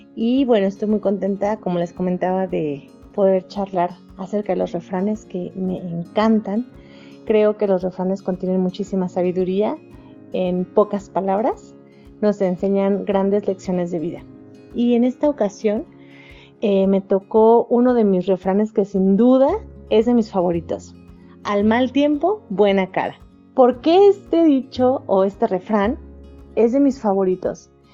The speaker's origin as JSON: {"language": "Spanish", "country": "Mexico", "also_born_or_lived": "Toluca, State of Mexico", "said": "soy mexicana y actualmente radico en la ciudad de Toluca, Estado de México"}